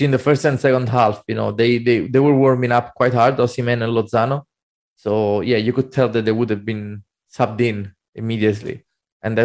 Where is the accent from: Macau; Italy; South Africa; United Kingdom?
Italy; Naples, Campania; I'm from Napoli